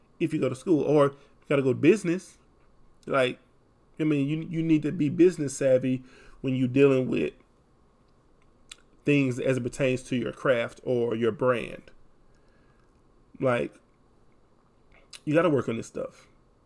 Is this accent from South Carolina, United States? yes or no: no; Texas, United States; accent: Texas country accent; Have a country accent because I'm from Texas.